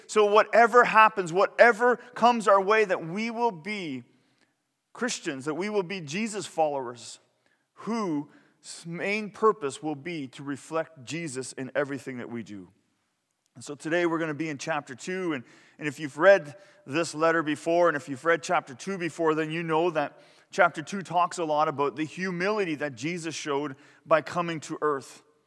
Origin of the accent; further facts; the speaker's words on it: Canada; I was from Canada